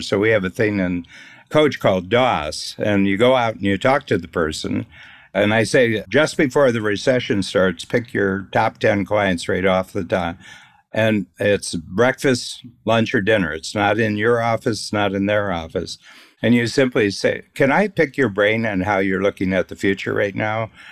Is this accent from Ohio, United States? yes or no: yes; Northern Ohio, United States; I grew up in Northern Ohio